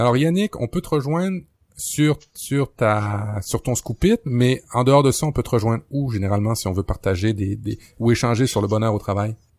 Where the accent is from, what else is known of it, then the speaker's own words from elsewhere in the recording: Quebec, Canada; chez nous au Québec